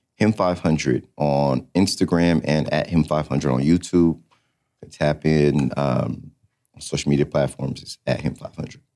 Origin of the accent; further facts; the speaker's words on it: California, United States; moved away as an adult; also born or lived in Atlanta; I come from California